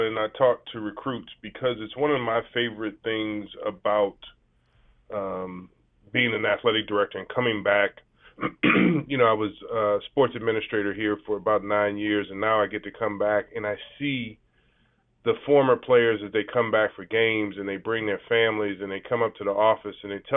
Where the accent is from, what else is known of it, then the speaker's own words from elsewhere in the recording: New Orleans, Louisiana, United States; I'm from New Orleans, Louisiana, so you know, I am by birth a Pelicans fan now.